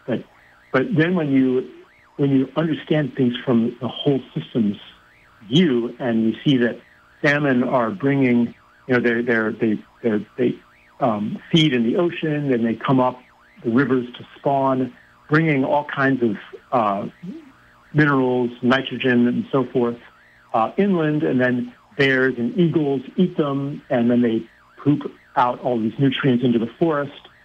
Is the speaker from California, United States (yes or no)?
no; Pennsylvania, United States; I grew up in Pennsylvania